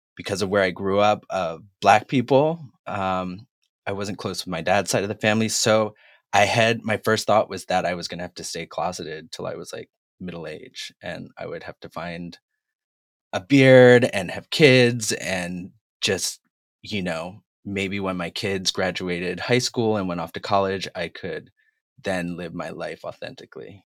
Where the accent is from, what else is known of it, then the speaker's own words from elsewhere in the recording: Massachusetts, United States; moved away as an adult; now in Los Angeles, United States; I'm originally from Massachusetts. I've lived in L A now for about twenty-two years